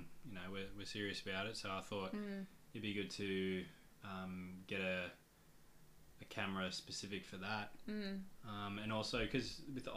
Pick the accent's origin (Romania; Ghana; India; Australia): Australia; Gold Coast, Queensland; moved away as an adult; now in Emerald, Australia; we're from the Gold Coast